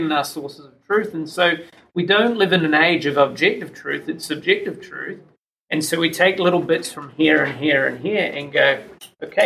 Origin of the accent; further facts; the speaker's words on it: New Zealand; born and raised in New Zealand